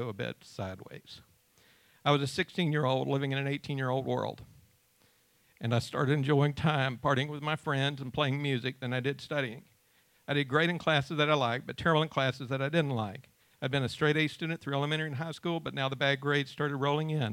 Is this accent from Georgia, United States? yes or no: yes; Georgia, United States; also born or lived in Ringgold, Georgia; In 1972, my parents bought a farm in Rattle, Georgia, near Cartersville, and we moved there from Ringgold